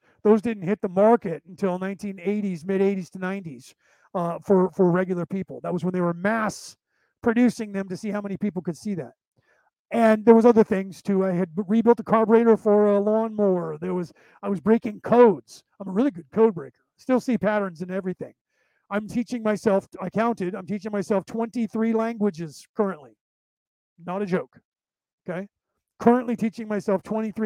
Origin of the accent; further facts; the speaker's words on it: Concord, California, United States; also born or lived in Walnut Creek, California / Martinez, California / Arizona; now in Carmichael, United States; I was born in Walnut Creek, which is the neighboring city to Concord, grew up in Concord